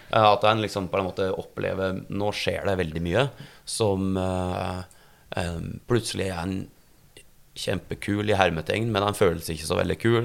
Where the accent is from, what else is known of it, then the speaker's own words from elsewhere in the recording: Gjøvik, Innlandet, Norway; moved away; also born or lived in Oslo; når jeg er ned fra Gjøvik